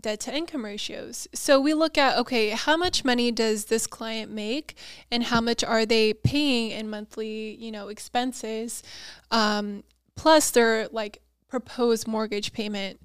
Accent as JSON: {"language": "English", "town": "San Diego", "region": "California", "country": "United States", "tie": "born or raised there", "also_born_or_lived": "Auburn", "said": "born and raised in San Diego"}